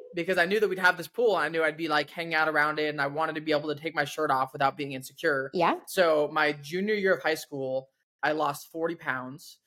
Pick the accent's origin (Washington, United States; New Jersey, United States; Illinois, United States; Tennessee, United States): Washington, United States; growing up in Washington myself